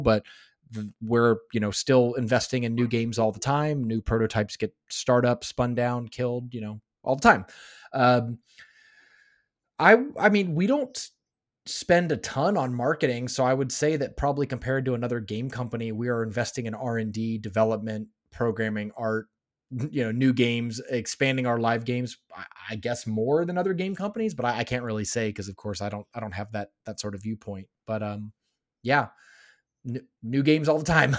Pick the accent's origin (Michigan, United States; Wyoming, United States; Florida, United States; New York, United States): Florida, United States; also born or lived in Los Angeles, California; now in Finland; I grew up in Florida